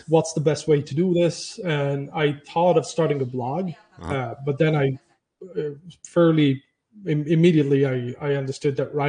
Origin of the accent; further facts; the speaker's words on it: Palermo, Sicily, Italy; I'm from Palermo. I was born and raised in Palermo.